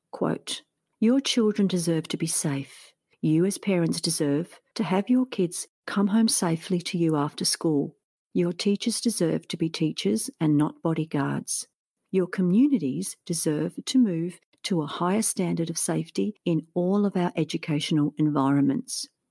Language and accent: English; Australia; As I'm from Australia